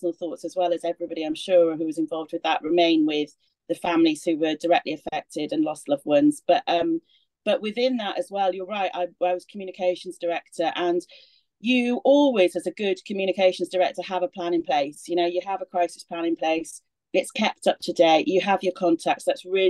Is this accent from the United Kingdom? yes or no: yes; Swansea, Wales, United Kingdom; accent: Welsh; moved away; my Welsh accent coming out. I'm from Swansea originally